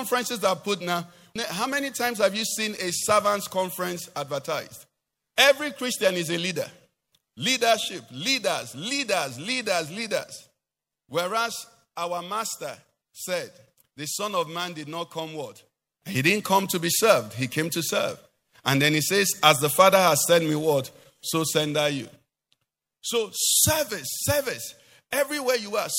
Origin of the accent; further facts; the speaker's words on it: Anambra, Nigeria; I'm from Anambra